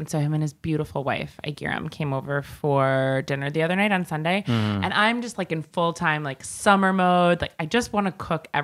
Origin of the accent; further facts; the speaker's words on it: Long Island, New York, United States; I'm from Long Island